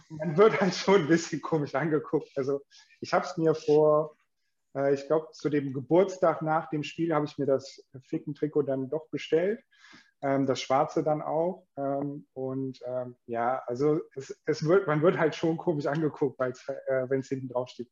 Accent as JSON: {"language": "German", "town": "Mönchengladbach", "region": "North Rhine-Westphalia", "country": "Germany", "tie": "born or raised there", "said": "komme gebürtig aus Gladbach"}